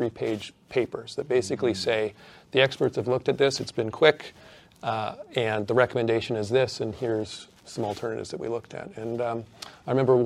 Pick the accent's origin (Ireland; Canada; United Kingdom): Canada; now in Australia; as the Canadian